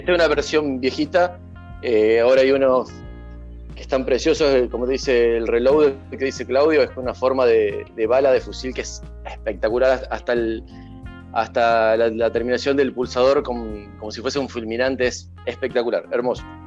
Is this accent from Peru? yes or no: no; Santa Fe, Argentina; yo soy de Santa Fe